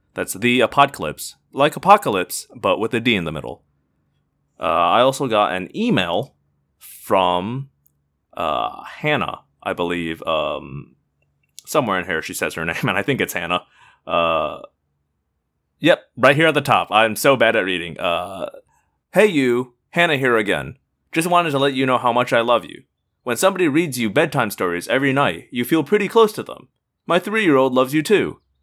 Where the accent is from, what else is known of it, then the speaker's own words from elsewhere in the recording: Indiana, United States; moved away; I'm originally from Indiana. We're called Hoosiers